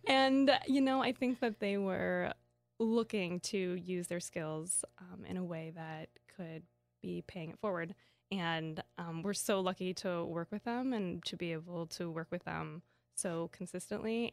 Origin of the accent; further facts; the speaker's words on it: Kansas, United States; I grew up in Kansas